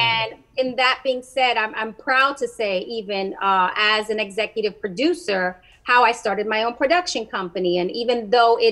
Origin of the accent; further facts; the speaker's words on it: New York City, New York, United States; I'm proud to say that I'm from the Bronx